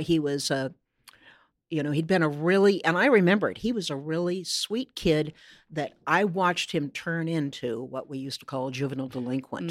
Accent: Corvallis, Oregon, United States; moved away as an adult; now in Seattle, United States; my Corvallis, my hometown, was not necessarily the same Corvallis they grew up

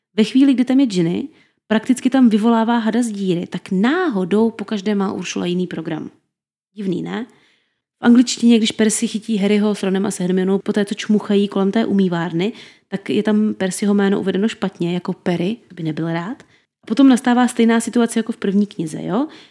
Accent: Brno, South Moravian Region, Czechia; my Brňáci, někteří stále ještě říkáme DRFG aréně

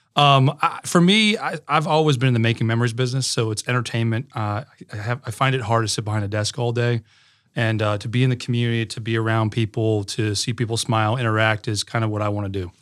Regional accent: Connecticut, United States; moved away; I grew up in Connecticut

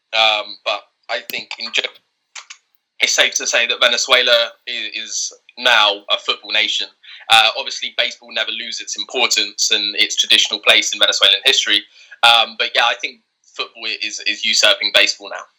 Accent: England, United Kingdom; born and raised in England

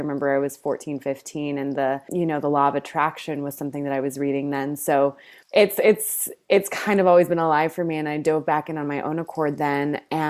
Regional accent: Greece; And I grew up in Greece for a number of years in my life, and a lot of the culture there is just, like, fresh food and delightful food and gathering over food.

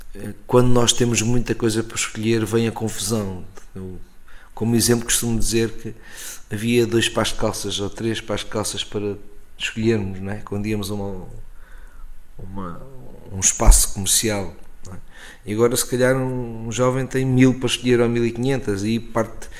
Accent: Coruche, Ribatejo, Portugal; moved away; also born or lived in Lisbon; Rio Ribatejo é a zona onde eu nasci e com certeza estou marcado por, por várias uh, características do Rio Ribatejano.

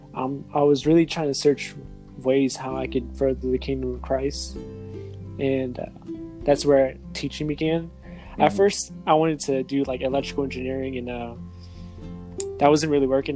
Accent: New Iberia, Louisiana, United States; also born or lived in Lafayette, Louisiana; I was raised in New Iberia. I was born in Lafayette, but raised in New Iberia

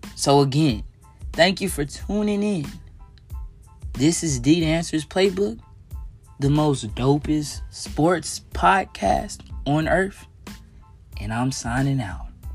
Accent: Texas, United States; growing up in Texas, being around Cowboys fans

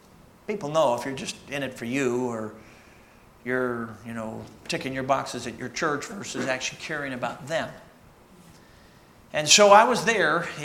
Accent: Chicago, Illinois, United States; moved away; also born or lived in Michigan; I'm a Michigander. Actually, I grew up in Chicago

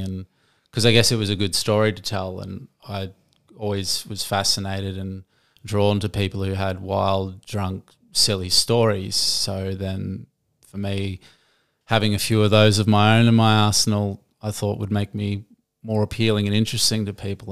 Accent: Gold Coast, Queensland, Australia; I'm born and raised on the Gold Coast

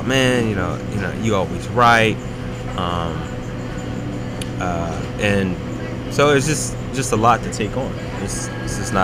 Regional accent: Philadelphia, Pennsylvania, United States; I'm still from North Philly

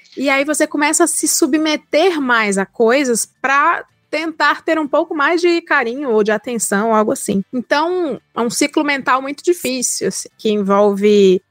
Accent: Ceará, Brazil; moved away as an adult; now in São Paulo, Brazil; sou cearense, sou do Nordeste

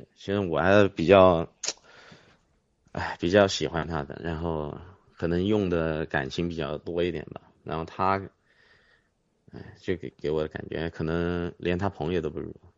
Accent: Huaihua, Hunan, China; moved away as an adult; now in Changsha, China; 我老家是怀化的嘛

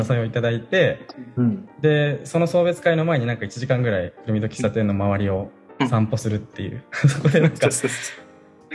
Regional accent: Kanagawa, Japan; moved away as an adult; also born or lived in Sendai, Japan; now in Hoboken, United States; 元々の出身は神奈川

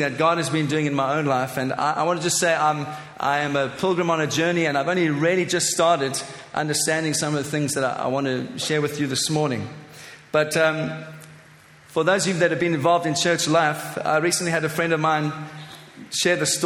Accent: Cape Town, Western Cape, South Africa; moved away as an adult; also born or lived in Johannesburg, South Africa; I am a South African by birth. 44 years ago, I was born in Cape Town, South Africa, the son of a missionary family. Grew up in that beautiful nation

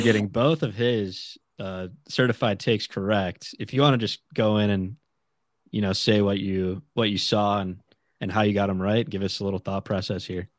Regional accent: United States; us being American fans

